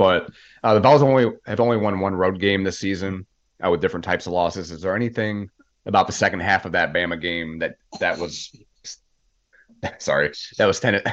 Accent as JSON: {"language": "English", "town": "Detroit", "region": "Michigan", "country": "United States", "tie": "born or raised there", "moved": "yes", "lives_now": "Savannah, United States", "said": "I grew up in Detroit"}